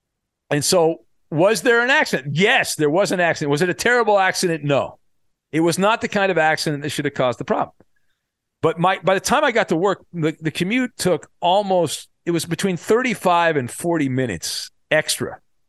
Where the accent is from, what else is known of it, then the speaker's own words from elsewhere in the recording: California, United States; I remember when I was a kid, I was growing up in Orange County, and we were surrounded by two military bases.